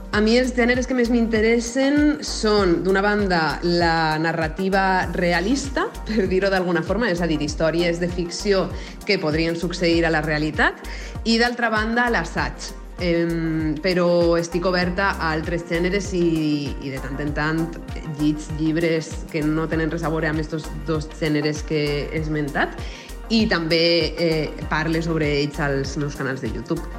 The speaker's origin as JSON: {"language": "Catalan", "town": "Puçol", "region": "Valencian Community", "country": "Spain", "said": "sóc de Pusol, de l'Horta Nord de València"}